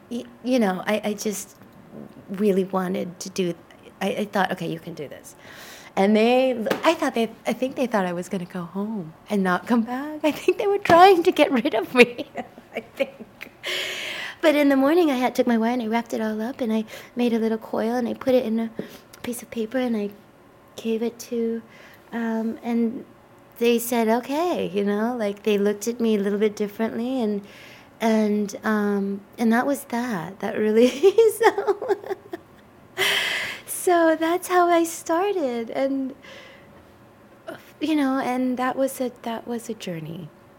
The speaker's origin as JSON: {"language": "English", "country": "United States", "also_born_or_lived": "Japan", "said": "But you know, I can't overlook the fact that I am an American, and our identities are associated with these amazing automobiles that we made"}